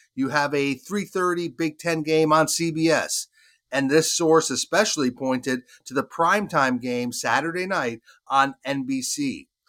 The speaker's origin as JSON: {"language": "English", "region": "Vermont", "country": "United States", "tie": "born or raised there", "said": "my home state of Vermont"}